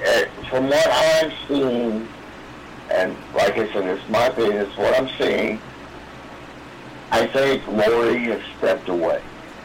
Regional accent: Belton, Missouri, United States; I grew up in Belton around Worth Harley Davidson.

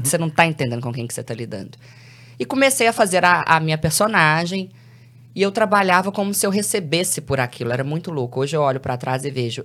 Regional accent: Belo Horizonte, Minas Gerais, Brazil; Eu sou de Belo Horizonte

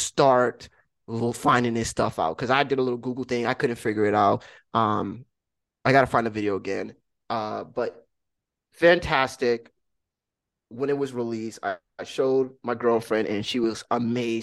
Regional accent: United States; As an American

